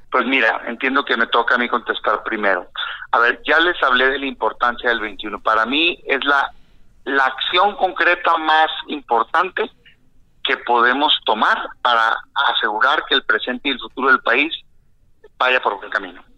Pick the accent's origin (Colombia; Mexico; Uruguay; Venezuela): Mexico; como mexicano